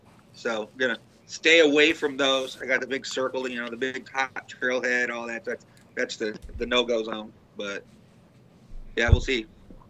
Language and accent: English; Wisconsin, United States; also born or lived in North Central Iowa; now in Iowa, United States; live in North Central Iowa, Originally from Wisconsin, finished college in the area, stayed for the deer tags.